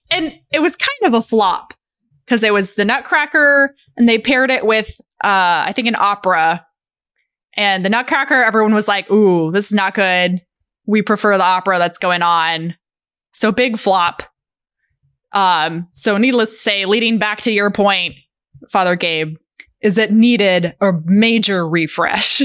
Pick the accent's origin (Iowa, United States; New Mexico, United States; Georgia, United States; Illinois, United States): New Mexico, United States; Albuquerque; growing up in Albuquerque